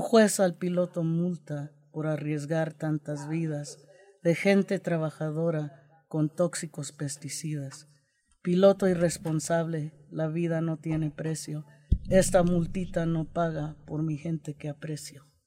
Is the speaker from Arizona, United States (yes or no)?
yes; Yuma, Arizona, United States; now in Idaho, United States; I'm from Yuma, Arizona, um, we lived right next to a lettuce field